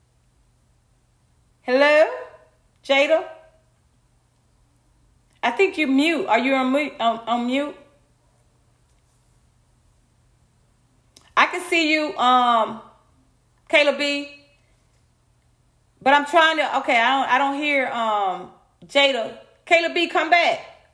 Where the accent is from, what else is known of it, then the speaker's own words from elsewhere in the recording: Atlanta, Georgia, United States; I'm from Atlanta. I grew up with that same low self-esteem.